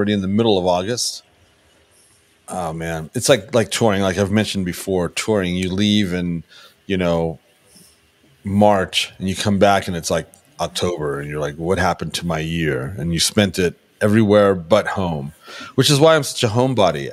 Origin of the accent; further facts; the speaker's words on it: Burbank, California, United States; I'm from Burbank